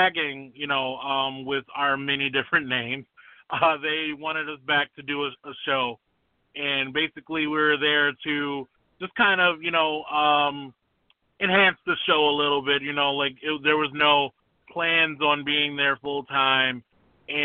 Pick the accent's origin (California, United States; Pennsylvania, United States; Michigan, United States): Michigan, United States; Detroit; born and raised in Detroit